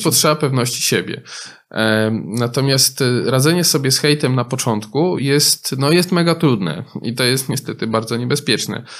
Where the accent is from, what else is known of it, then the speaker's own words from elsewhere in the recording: Poland; W innych częściach Polski, z których ja pochodzę z innych części Polski